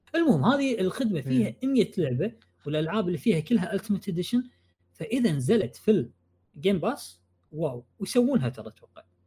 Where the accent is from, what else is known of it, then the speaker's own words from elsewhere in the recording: Kuwait; انا كويتي